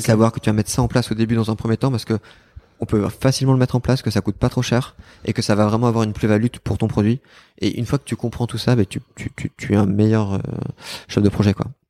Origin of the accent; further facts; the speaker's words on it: Bordeaux, Nouvelle-Aquitaine, France; j'ai quitté Bordeaux à l'âge de vingt ans, à peu près. Et, euh, et je suis rentré à Bordeaux